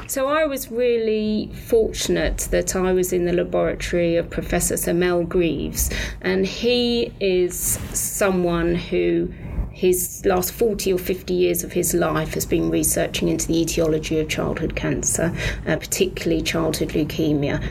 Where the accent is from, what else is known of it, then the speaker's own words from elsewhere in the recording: United Kingdom; accent: British; moved away; I'm British, so I trained in Britain